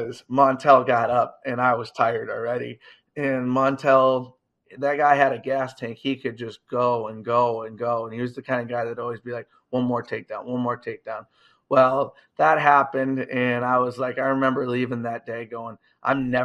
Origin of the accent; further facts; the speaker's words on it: Iowa, United States; I'm from Iowa.